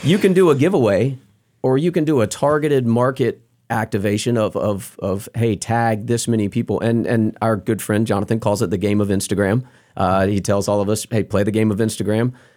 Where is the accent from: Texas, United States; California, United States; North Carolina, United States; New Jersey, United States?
North Carolina, United States; we're all North Carolina guys